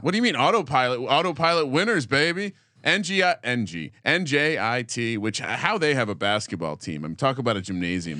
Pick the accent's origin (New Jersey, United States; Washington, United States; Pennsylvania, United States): New Jersey, United States; I grew up in New Jersey